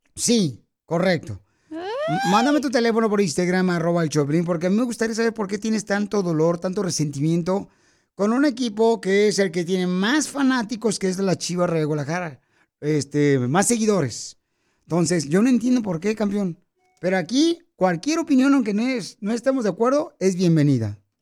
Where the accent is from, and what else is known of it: Mexico; now in United States